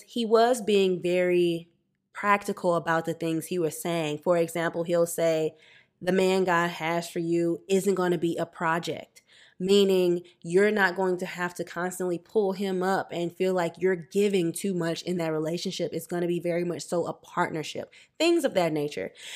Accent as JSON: {"language": "English", "region": "Louisiana", "country": "United States", "also_born_or_lived": "New Jersey", "moved": "yes", "lives_now": "Los Angeles, United States", "said": "I'm from Louisiana"}